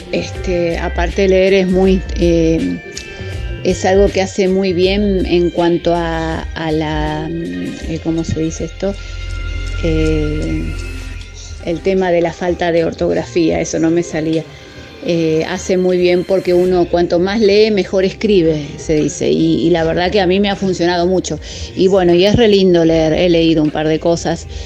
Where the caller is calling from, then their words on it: Mar del Plata, Buenos Aires Province, Argentina; Hola Gaby, … … de Mar del Plata.